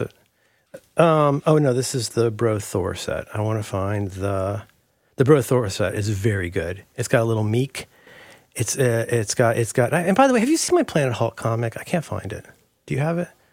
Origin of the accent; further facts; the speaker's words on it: Ohio, United States; also born or lived in Florida; now in San Francisco, United States; growing up in Ohio